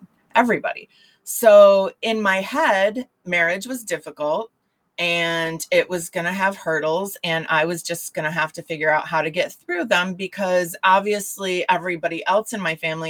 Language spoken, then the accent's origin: English; Michigan, United States; the area that I grew up in Michigan is a, well, it's not anymore, but back then it was a smaller town